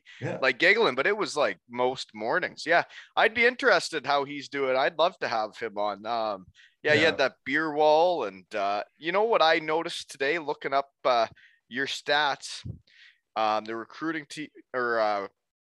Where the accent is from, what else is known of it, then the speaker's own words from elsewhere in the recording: Elmira, Ontario, Canada; now in Bruce County, Canada; there's not many guys in pro that actually came to my hometown and visited me. College guys have, but you actually put in the effort, and on your way home from Syracuse to Minnesota, you would stop in Elmira